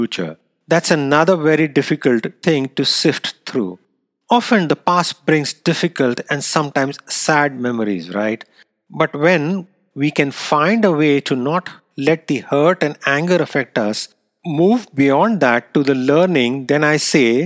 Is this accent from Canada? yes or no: no; India; moved away; it happened to be my hometown as well